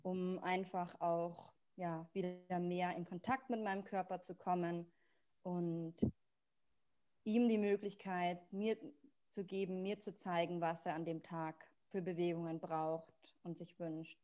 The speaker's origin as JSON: {"language": "German", "town": "Munich", "region": "Bavaria", "country": "Germany", "also_born_or_lived": "South Tyrol", "moved": "as an adult", "said": "ich komme ursprünglich aus München"}